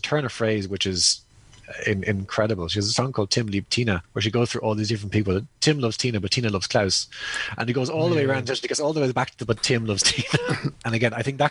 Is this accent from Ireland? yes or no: yes; Ireland; I definitely feel like an outsider in Ireland, but I've always felt like an outsider in Ireland. And, you know, my dad was a homegrown outsider, my mother's an actual outsider.